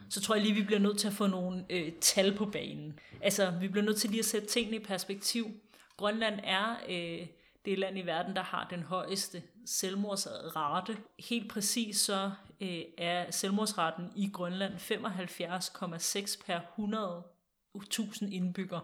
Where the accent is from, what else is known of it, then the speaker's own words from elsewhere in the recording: Denmark; os som danskere